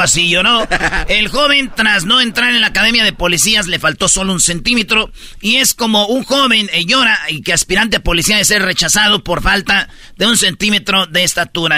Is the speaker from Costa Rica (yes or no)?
no; Michoacán, Mexico; yo siendo de Michoacán, siendo boxeador y ir a pelear a mi pueblo, güey, ir a pelear a mi, a mi estado